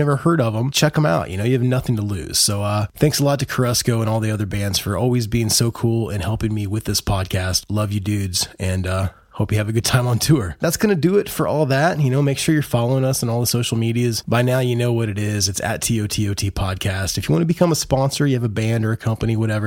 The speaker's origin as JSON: {"language": "English", "region": "Midwest", "country": "United States", "said": "I'm from the Midwest"}